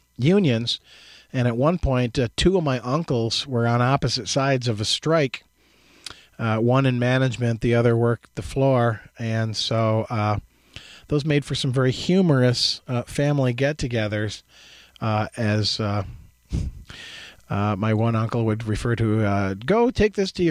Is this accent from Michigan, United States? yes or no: yes; Jackson, Michigan, United States; My experiences growing up in Jackson, where, you know, in my youth, the 60s and 70s, there was a heavy manufacturing base in Jackson